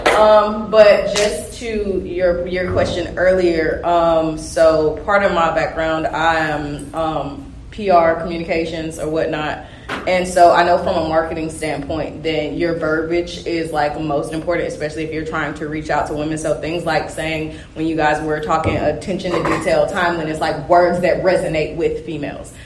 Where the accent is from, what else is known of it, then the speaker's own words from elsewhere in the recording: Georgia, United States; I'm from the South anyway, Georgia, born and raised